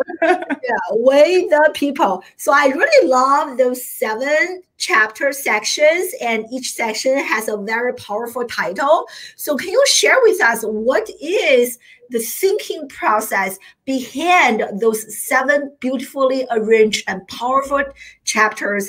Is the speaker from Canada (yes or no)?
no; China; now in United States; I grew up in China